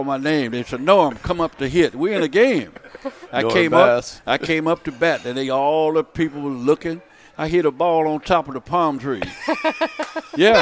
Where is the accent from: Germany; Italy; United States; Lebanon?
United States; Vallejo, California; when you're growing up in Vallejo, there was nobody there that was professional